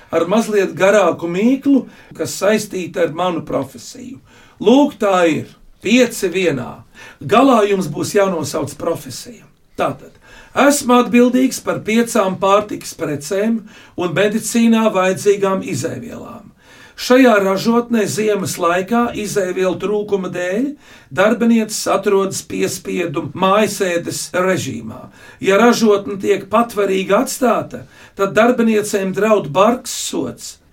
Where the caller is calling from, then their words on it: Liepāja, Kurzeme, Latvia; Sveiki! Labdien! … no Liepājas